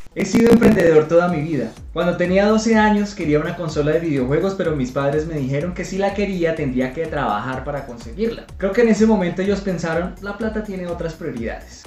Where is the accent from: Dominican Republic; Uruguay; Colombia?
Colombia; Ibagué, Tolima; Vendía las velas en las bucetas de mi ciudad natal, en Ibagué, Colombia